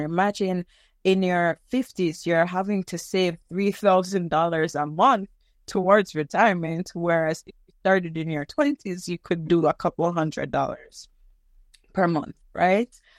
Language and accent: English; Jamaica; moved away as an adult; now in Canada; I am Jamaican, and one day I went to University of the West Indies, which is a school that I was attending at the time